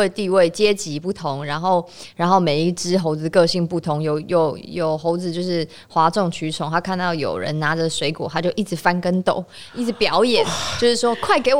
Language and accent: Chinese; Kaohsiung, Taiwan; moved away; 那我已经那么难得回高雄一趟